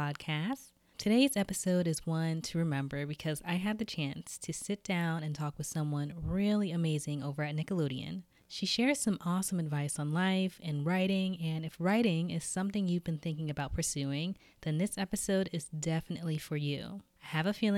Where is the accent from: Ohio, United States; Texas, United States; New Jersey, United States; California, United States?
New Jersey, United States; Trenton; I'm from Trenton.